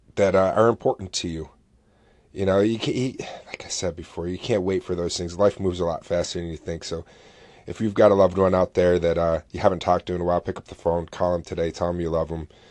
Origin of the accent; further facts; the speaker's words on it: Oswego, New York, United States; SUNY Oswego, which is a college here in my hometown